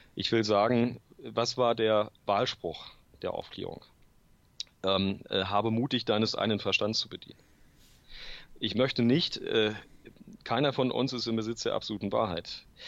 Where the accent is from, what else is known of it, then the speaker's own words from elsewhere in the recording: Germany; als Deutscher